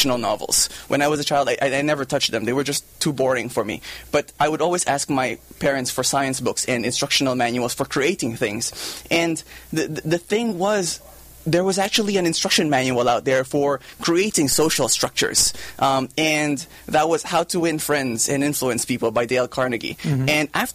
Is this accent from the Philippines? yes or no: yes; Philippines; moved away as an adult; also born or lived in Japan; now in United States; I grew up in the Philippines